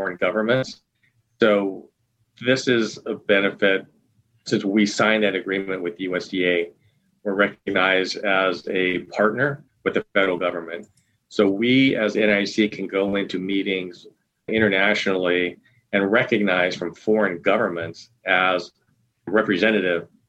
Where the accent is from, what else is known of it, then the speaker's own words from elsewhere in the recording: Eastern Oregon, United States; growing up in Eastern Oregon on a small family farm